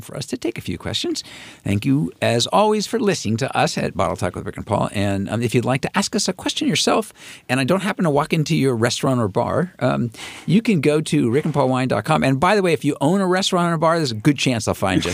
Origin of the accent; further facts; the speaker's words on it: San Francisco, California, United States; I grew up in San Francisco with the really lousy Giants era